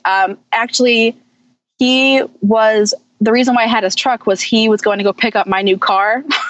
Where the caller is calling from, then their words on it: Oakland, Maryland, United States; From Oakland, Maryland.